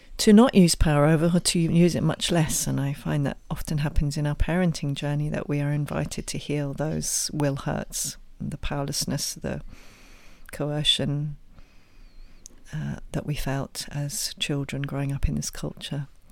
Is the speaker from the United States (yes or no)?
no; England, United Kingdom; my own background, as you can probably tell from my, my accent, is originally England